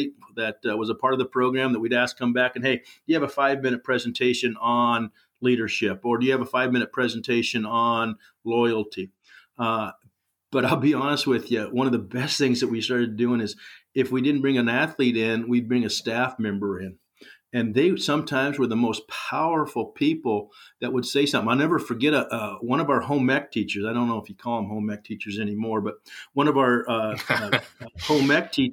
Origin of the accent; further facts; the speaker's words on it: Corvallis, Oregon, United States; moved away as an adult; now in Sweet Home, United States; I was raised in Corvallis at a golden time.